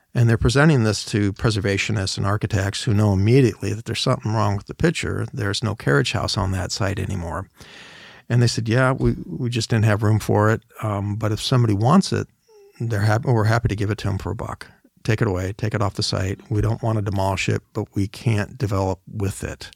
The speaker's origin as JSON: {"language": "English", "town": "Seattle", "region": "Washington", "country": "United States", "tie": "born or raised there", "said": "I also consider my hometown, Seattle"}